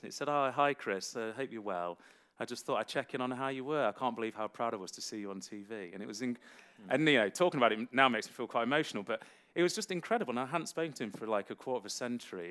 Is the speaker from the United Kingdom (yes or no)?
yes; Derby, East Midlands, United Kingdom; a city college I attended in uh, in my hometown of Derby